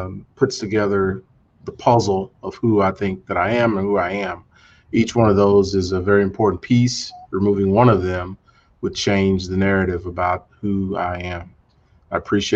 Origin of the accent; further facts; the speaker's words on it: Tulsa, Oklahoma, United States; also born or lived in Houston; I grew up in Tulsa, Oklahoma